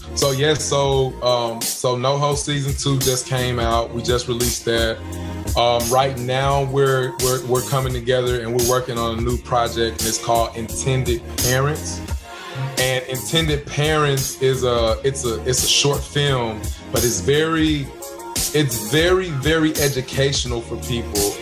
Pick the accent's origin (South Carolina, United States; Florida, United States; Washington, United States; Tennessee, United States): Tennessee, United States; Memphis; moved away as an adult; now in Los Angeles, United States; being in Memphis in my hometown